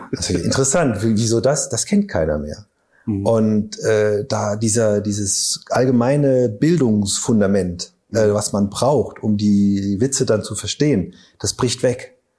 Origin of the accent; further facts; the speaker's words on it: Saarbrücken, Saarland, Germany; now in Überherrn, Germany; als Saarländer